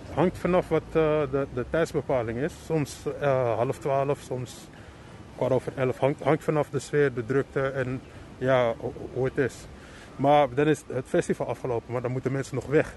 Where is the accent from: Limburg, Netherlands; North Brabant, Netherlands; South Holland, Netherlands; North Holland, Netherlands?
North Holland, Netherlands; Amsterdam; ik kom uit Amsterdam, getogen